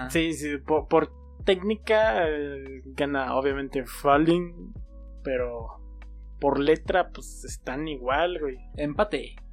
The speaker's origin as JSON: {"language": "Spanish", "country": "Mexico", "said": "somos, mexicanos"}